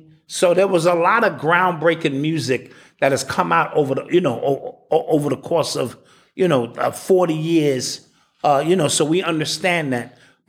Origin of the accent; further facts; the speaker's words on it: New York, United States; I'm from New York